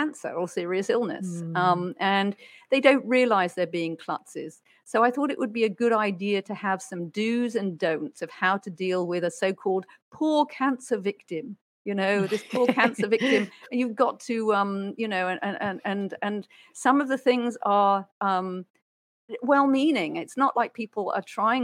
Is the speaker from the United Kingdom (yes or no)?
yes; United Kingdom; I'm a Brit